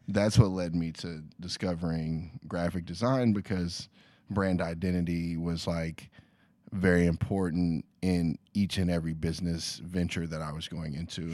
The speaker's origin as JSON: {"language": "English", "town": "Lexington", "region": "Kentucky", "country": "United States", "moved": "as an adult", "lives_now": "Los Angeles, United States", "said": "I'm from Lexington, Kentucky originally"}